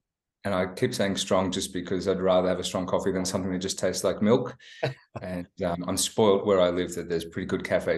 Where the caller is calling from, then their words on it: Melbourne, Victoria, Australia; also born or lived in Sydney; Phoning in from Melbourne on a beautiful autumn day.